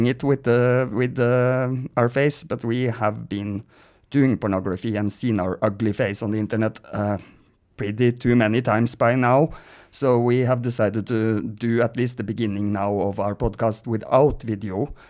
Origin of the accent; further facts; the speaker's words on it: Norway; Leona maybe is a … fan, but she's from Sweden. I'm Norwegian.